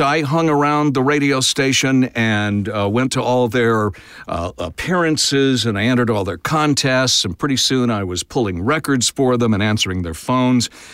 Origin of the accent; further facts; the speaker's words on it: Tulsa, Oklahoma, United States; I grew up in Tulsa